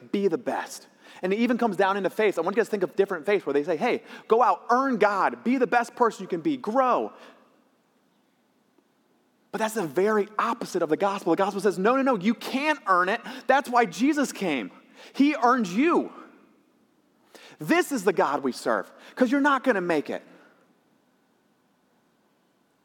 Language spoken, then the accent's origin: English; Michigan, United States; my community college in my hometown up in Michigan